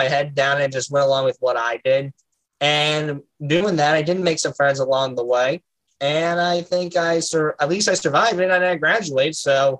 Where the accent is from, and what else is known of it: Indiana, United States; born or raised there